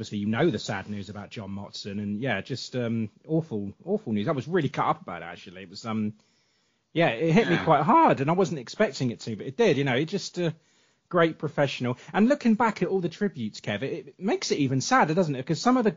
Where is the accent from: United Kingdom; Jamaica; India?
United Kingdom; England; I'm English.